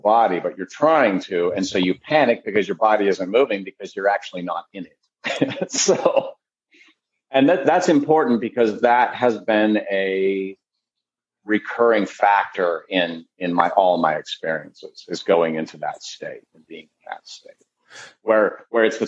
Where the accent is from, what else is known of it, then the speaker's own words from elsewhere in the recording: Colville, Washington, United States; also born or lived in Midwest / Olympia, Washington / Seattle, Washington; we moved out to Washington State when I was about three and purchased raw land and built a whole homestead on the land